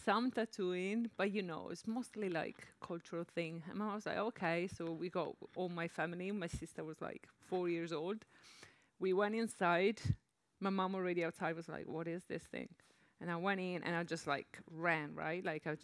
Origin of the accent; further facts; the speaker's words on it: Padua, Veneto, Italy; moved away; I'm from Padova, which is a medium-sized city from the northeast of Italy